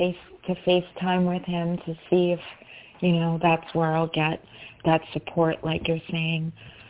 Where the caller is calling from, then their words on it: New York, United States; I'm calling from New York.